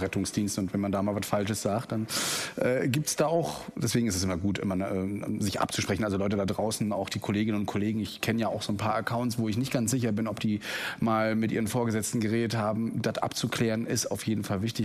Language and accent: German; Mecklenburg-Vorpommern, Germany; now in Rostock, Germany; bin ich aus MV